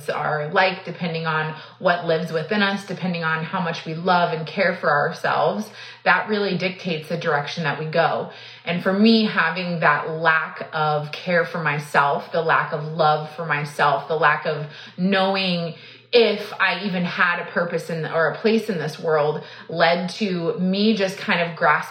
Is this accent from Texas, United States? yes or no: yes; Texas, United States; I was born and raised in Texas